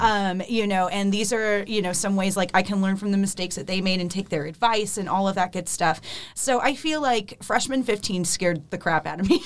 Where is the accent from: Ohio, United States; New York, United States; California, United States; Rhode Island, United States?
Ohio, United States; Akron; moved away as an adult; now in Nashville, United States; my hometown is. Akron, which is close to Cleveland.